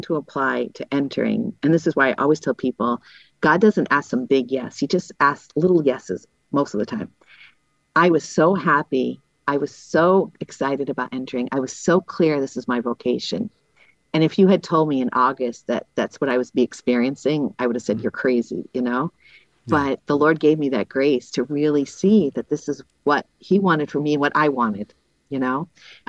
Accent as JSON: {"language": "English", "region": "Massachusetts", "country": "United States", "also_born_or_lived": "Summit, New Jersey", "moved": "as an adult", "lives_now": "Bronx, New York, United States", "said": "I'm from Massachusetts. Not that Massachusetts is a great place, but I'm from Massachusetts"}